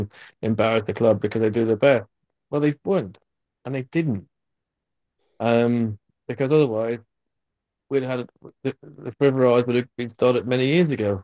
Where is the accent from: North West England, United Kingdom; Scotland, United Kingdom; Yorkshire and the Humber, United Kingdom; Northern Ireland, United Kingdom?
Northern Ireland, United Kingdom